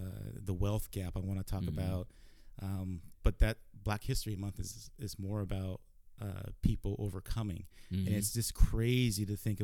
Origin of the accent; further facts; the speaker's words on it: Tacoma, Washington, United States; Born and raised in Tacoma